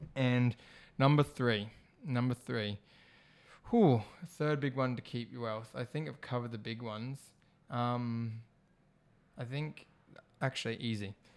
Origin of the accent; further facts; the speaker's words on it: Australia; I'm Australian born here